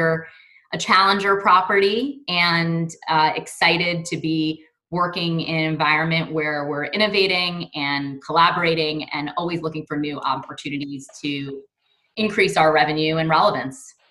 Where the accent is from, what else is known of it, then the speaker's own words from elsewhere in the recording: New York City, New York, United States; I grew up in Brooklyn, New York, and uh, continue to live in New York with my two boys and two dogs.